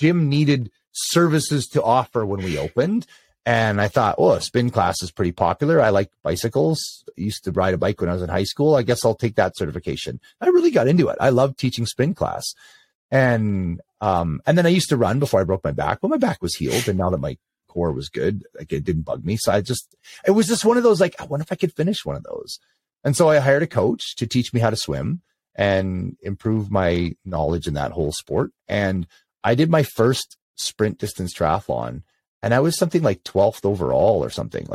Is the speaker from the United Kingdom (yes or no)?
no; Canada; I am Canadian